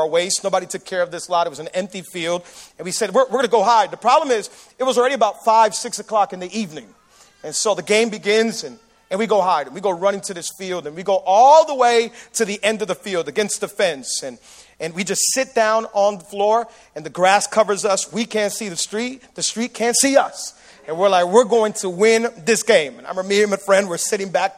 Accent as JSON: {"language": "English", "town": "Miami", "region": "Florida", "country": "United States", "said": "Miami people, we throw hurricane parties"}